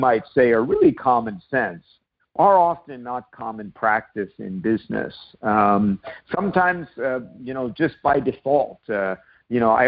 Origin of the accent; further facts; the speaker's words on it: New York City, New York, United States; also born or lived in Nova Scotia / San Diego; now in Vancouver, Canada; I wound up growing up in New York City and spending summers in Nova Scotia.